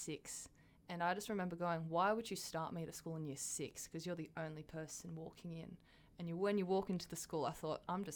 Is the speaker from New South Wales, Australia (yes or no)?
yes; Gosford, New South Wales, Australia; I'm a central coast of New South Wales. Oh, yeah. So, Gosford. Grown up there my entire life.